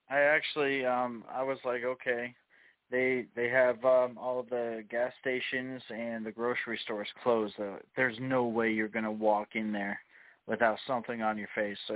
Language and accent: English; United States; because it's government, and by default we're American